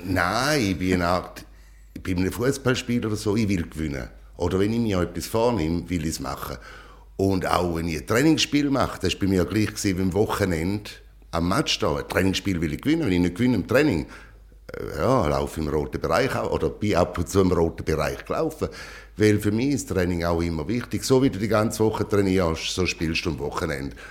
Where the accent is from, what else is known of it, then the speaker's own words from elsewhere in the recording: St. Gallen, Switzerland; also born or lived in Rheintal; now in Philippines; Also ich bin ein St. Galler